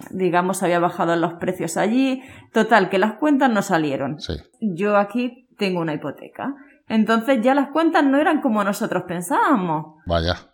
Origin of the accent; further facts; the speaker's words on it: Barcelona, Catalonia, Spain; now in Chiclana, Spain; tres años que llevo yo viviendo en Chiclana, porque yo soy de Barcelona. Decidimos hacer un cambio de vida, nos vinimos para Chiclana